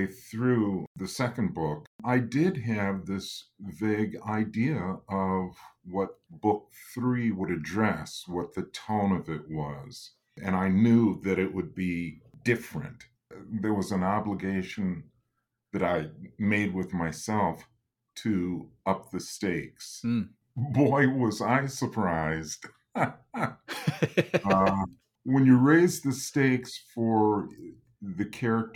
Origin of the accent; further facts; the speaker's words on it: Lansing, Michigan, United States; moved away as an adult; now in Detroit, United States; I was originally from Lansing, Michigan, just 90 miles up the road